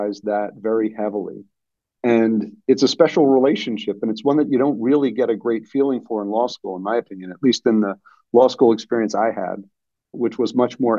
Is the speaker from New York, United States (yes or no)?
yes; Port Washington, New York, United States; I grew up in the town that I live in now, Port Washington, in the North Shore of Long Island, New York metro area